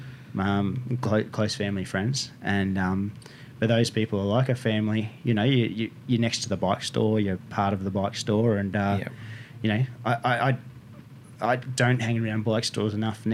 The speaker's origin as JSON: {"language": "English", "town": "Ballina", "region": "New South Wales", "country": "Australia", "tie": "born or raised there", "said": "I grew up in Ballina."}